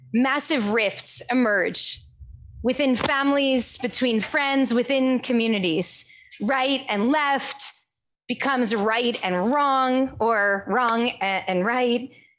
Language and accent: English; United States; we as American Jews